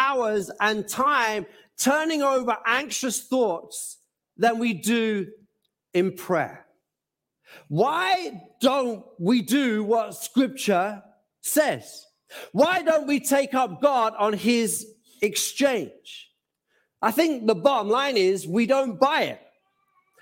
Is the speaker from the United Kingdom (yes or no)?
yes; Gants Hill, London, United Kingdom; also born or lived in Norwich / Bethnal Green / West Ham / Mumbai; my home growing up in Gansill